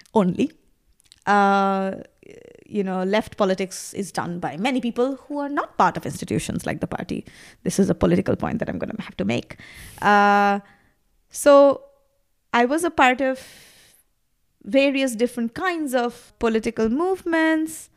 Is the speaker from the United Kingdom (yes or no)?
no; Kolkata, West Bengal, India; first language Bengali; English is a second language; moved away as an adult; also born or lived in Delhi; now in Berlin, Germany; I was growing up in Calcutta, which was basically a red city.